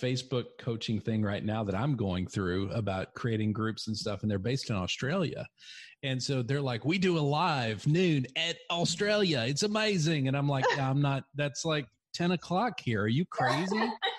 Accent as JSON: {"language": "English", "region": "Texas", "country": "United States", "accent": "redneck", "said": "I mean, I'm from West Texas. So basically my accent is redneck, and I've kind of gotten away from it a little bit."}